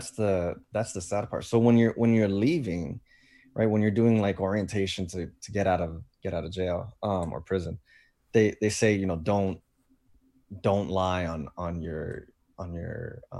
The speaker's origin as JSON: {"language": "English", "town": "Fort Lauderdale", "region": "Florida", "country": "United States", "tie": "born or raised there", "said": "I'm basically going back home to where I grew up in Fort Lauderdale."}